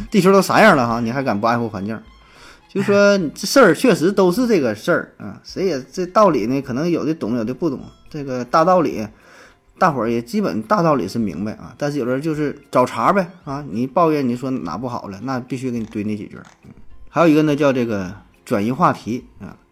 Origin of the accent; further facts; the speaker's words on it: Northeast China, China; 咱是东北人